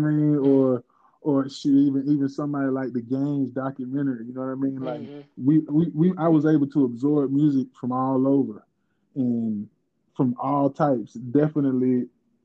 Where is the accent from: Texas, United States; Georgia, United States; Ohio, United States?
Georgia, United States; Covington; I was raised in Covington, Georgia, which is, like I said, it was 36 miles east of Atlanta